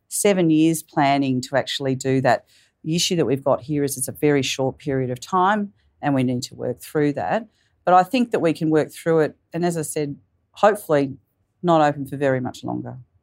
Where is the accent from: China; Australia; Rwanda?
Australia; Canberra, Australian Capital Territory; as a young person, I grew up in Canberra.